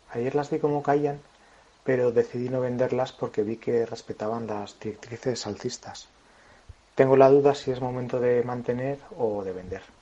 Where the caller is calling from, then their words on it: Alcobendas, Community of Madrid, Spain; Buenos días … de Alcobendas.